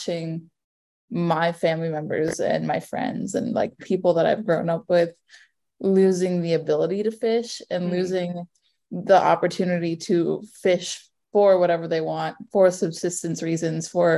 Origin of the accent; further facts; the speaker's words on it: Ketchikan, Alaska, United States; also born or lived in Fairbanks, Alaska; now in Anchorage, United States; I grew up in Alaska, right? I am from Ketchikan